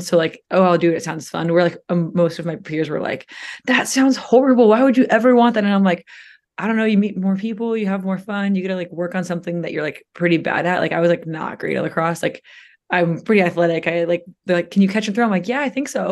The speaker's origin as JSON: {"language": "English", "area": "Orange County", "region": "California", "country": "United States", "tie": "born or raised there", "said": "I grew up in Orange County"}